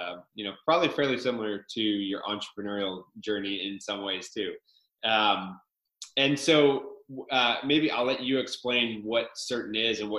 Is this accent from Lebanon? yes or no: no; Victoria, British Columbia, Canada; I've only been in Victoria my whole life